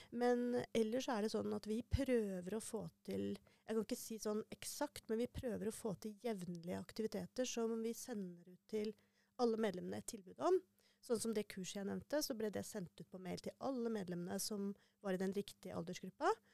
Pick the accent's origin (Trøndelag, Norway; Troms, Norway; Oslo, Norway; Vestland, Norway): Trøndelag, Norway; Ørland; also born or lived in Harstad; Jeg er fra Harstad, egentlig. Mm. Eh, men eh, oppvokst på Ørlandet.